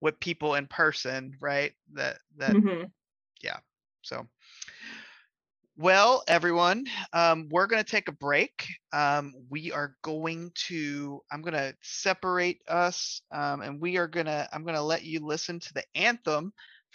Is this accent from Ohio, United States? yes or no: yes; Cincinnati, Ohio, United States; I am from Cincinnati. I grew up in Colerain.